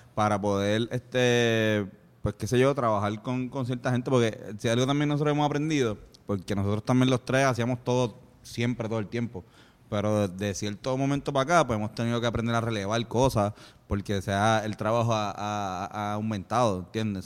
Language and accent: Spanish; Puerto Rico; accent: boricua; eres puertorriqueño